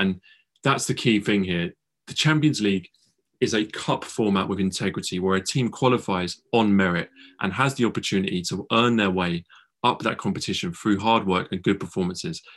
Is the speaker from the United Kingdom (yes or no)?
yes; England, United Kingdom; we're two English boys